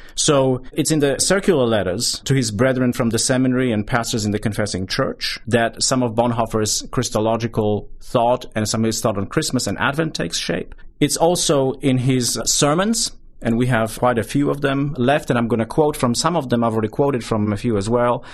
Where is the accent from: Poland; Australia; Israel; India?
Poland; southern Poland; moved away as an adult; now in United States; I grew up in Poland, in southern Poland, towards the tail end of, uh, the Soviet bloc years